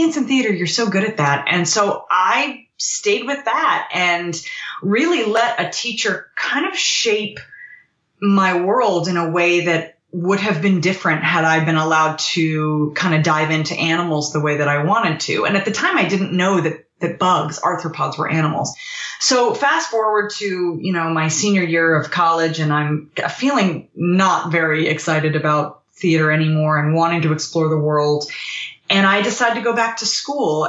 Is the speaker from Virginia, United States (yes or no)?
yes; Virginia, United States; I'm from Virginia.